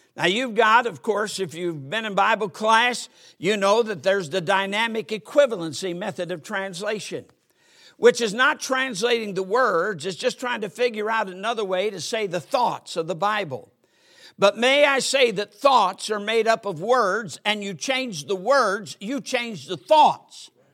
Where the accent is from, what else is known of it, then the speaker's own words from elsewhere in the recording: United States; I'm an American. I'm proud to be an American